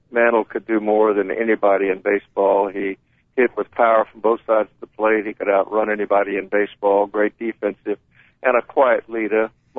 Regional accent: Sumter, South Carolina, United States; moved away as an adult; the New York Yankees had a farm club that had spring training in my hometown of Sumter

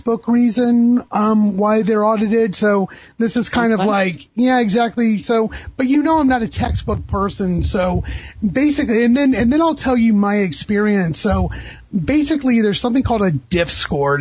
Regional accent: Florida, United States; also born or lived in Indianapolis; I grew up in Florida. So I was born in Indianapolis, but I've lived in Florida since I was 2 years old

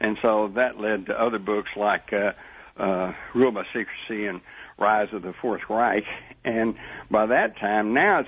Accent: Texas, United States; But let me hasten to add that, I growing up in Texas, steak was, you know, we had steak for breakfast and steak, hamburger for lunch and another steak at night.

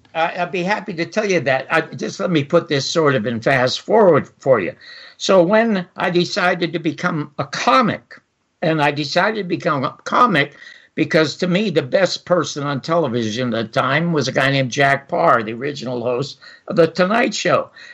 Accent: Toronto, Ontario, Canada; I was born in Toronto

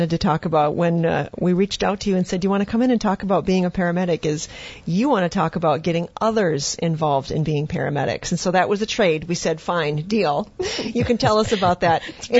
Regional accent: South Dakota, United States; moved away; in my hometown in South Dakota, it's, you know, less than 2,000 people

